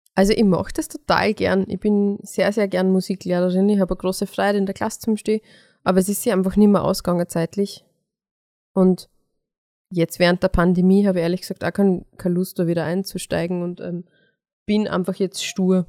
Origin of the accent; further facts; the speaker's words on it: Mostviertel, Lower Austria, Austria; meine Mama auch zugereist ist und nicht aus dem Mostviertel ist. Zwar eh auch aus Niederösterreich, aber ähm, wenn man dort, wo ich aufgewachsen bin, nicht genauso redet